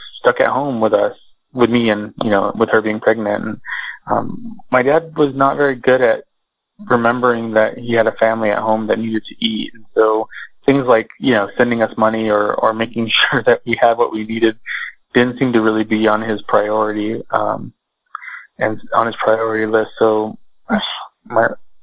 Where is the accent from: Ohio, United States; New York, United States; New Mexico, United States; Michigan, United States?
New Mexico, United States; Socorro; also born or lived in Texas; I was born in Socorro, New Mexico, which is a small town.